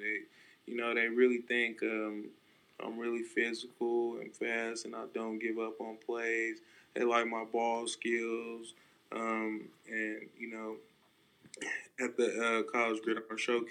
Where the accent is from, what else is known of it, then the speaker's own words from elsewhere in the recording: Stockton, California, United States; I'm from Stockton, California. You know, it's not the you know, best city. It's very rough, and you learn to develop some tough skin